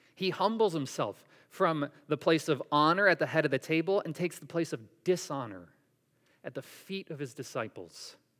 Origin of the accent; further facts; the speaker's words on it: Syracuse, New York, United States; I grew up in Syracuse, New York